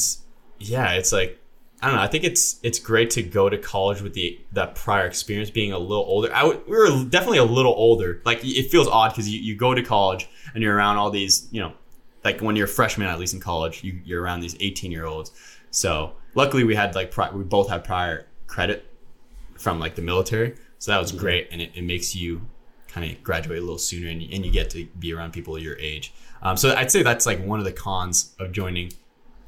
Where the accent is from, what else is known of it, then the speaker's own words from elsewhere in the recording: Canada; moved away; I'm Canadian